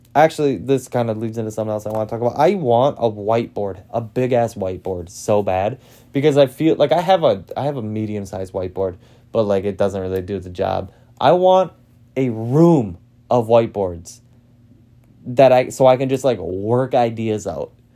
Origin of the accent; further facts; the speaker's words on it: Green Bay, Wisconsin, United States; I'm from Green Bay